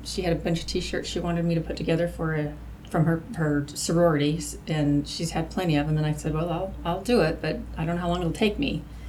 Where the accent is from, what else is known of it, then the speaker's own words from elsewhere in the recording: Salt Lake City, Utah, United States; moved away; I was born in Salt Lake City.